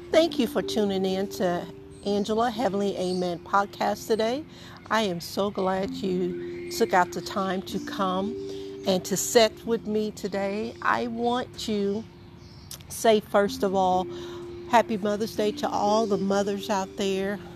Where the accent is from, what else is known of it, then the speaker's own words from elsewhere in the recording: the South, United States; I grew up in the South